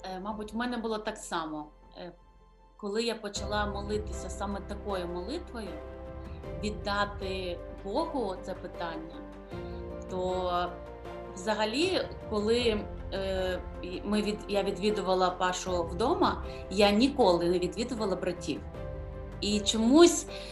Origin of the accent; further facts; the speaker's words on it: Kyiv, Ukraine; Я народилася в місті Києві. Тут і зростала, проживала.